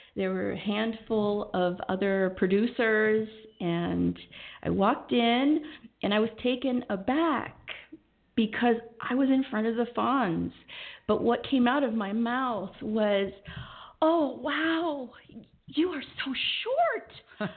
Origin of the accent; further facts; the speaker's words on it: Southern California, United States; also born or lived in Los Angeles / San Diego; I was born in Los Angeles, okay. and I was raised pretty much all over Southern California